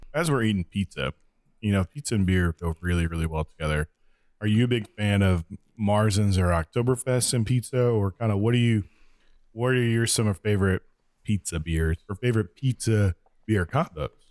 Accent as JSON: {"language": "English", "region": "Kansas", "country": "United States", "tie": "born or raised there", "said": "I grew up in Kansas"}